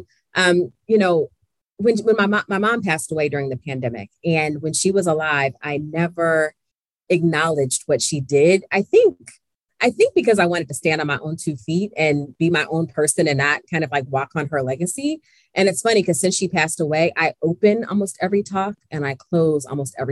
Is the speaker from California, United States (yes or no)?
no; Columbus, Ohio, United States; my story begins in Columbus, Ohio, my hometown.